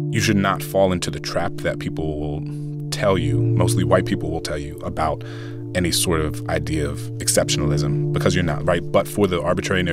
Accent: New Orleans, Louisiana, United States; I grew up in New Orleans.

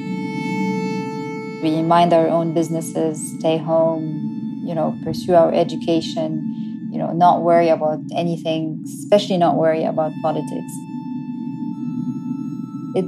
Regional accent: Cairo, Cairo Governorate, Egypt; I grew up in Cairo back in the 1990s.

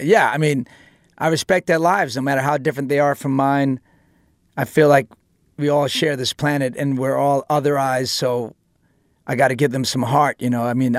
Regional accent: New York City, New York, United States; just growing up in New York City and just how aggressive, you know, my situation was at home and outside and how you survive it

